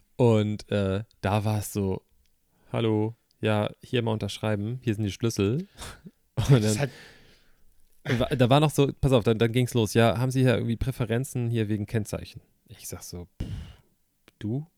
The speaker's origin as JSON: {"language": "German", "region": "Hamburg", "country": "Germany", "said": "du weißt, wo ich herkomme. Also das, ist, das ist zwar Hamburg, aber ich würde das jetzt nicht als Großstadt bezeichnen"}